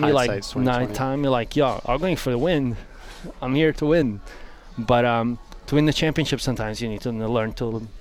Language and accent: English; Brazil; accent: Brazilian; English is a second language; moved away as an adult; I grew up in Brazil